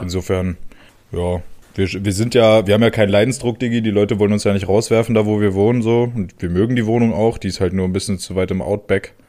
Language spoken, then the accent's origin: German; Germany; now in Kreis Kleve, Germany; Da, wo ich herkomme, äh, die wenigsten werden es wissen, Digga, aus dem Harz